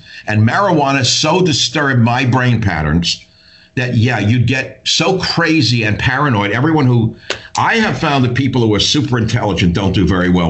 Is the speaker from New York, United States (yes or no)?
yes; New York, United States; I grew up in New York.